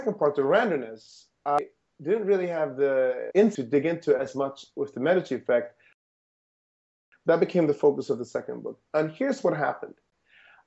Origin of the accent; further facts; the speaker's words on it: Sweden; moved away; I grew up in Sweden